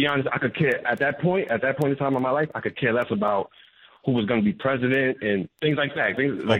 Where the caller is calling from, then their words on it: New York City, New York, United States; I'm calling from the Bronx, New York.